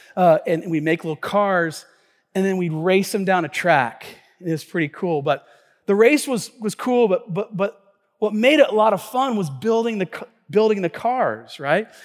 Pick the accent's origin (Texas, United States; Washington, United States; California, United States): Washington, United States; Tacoma; the church that I grew up here in Tacoma